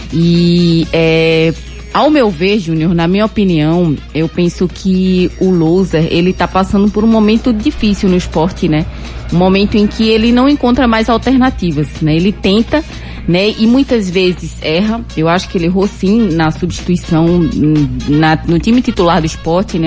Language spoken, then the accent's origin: Portuguese; Cumaru, Pernambuco, Brazil; Minha infância foi em Cumaru e lá tinha orelhão